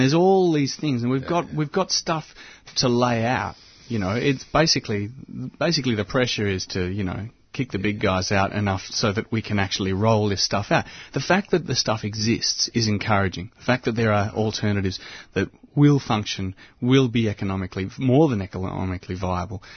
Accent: Mordialloc, Victoria, Australia; I was born in Mordialloc

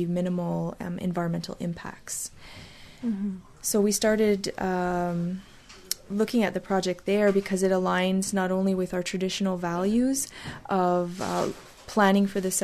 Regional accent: Kahnawake, Quebec, Canada; I grew up here.

